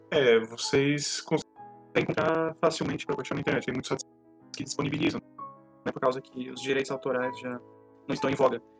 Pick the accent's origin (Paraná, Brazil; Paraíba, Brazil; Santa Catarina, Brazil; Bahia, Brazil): Santa Catarina, Brazil; Joinville; que vivi a vida inteira em Joinville